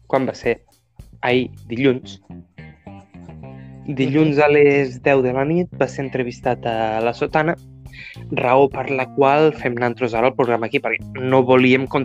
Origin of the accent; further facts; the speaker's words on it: Catalonia, Spain; Soc mal català.